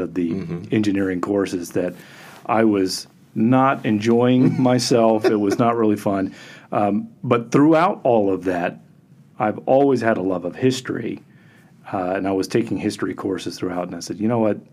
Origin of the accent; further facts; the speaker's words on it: United States; also born or lived in Florida / California / Virginia; I grew up in Florida and California watching the shuttle